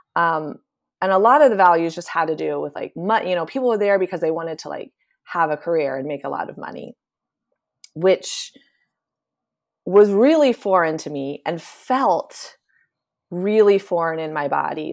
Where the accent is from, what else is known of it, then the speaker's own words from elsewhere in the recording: Appalachian foothills of Eastern Ohio, United States; I grew up in the Appalachian foothills of Eastern Ohio on a Mennonite commune